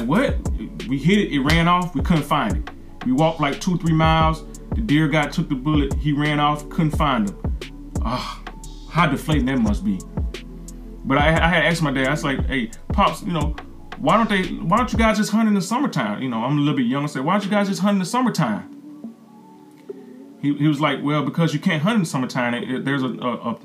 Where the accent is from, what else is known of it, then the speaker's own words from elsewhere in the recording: the South, United States; I'm from the South.